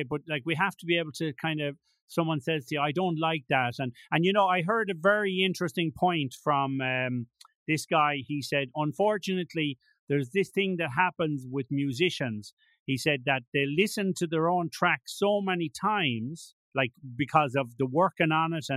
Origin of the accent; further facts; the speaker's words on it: Tuam, Connacht, Ireland; moved away as an adult; also born or lived in Madrid, Spain; now in Alicante, Spain; I'm from Corrifin, obviously, but growing up in and around Tume and going to school there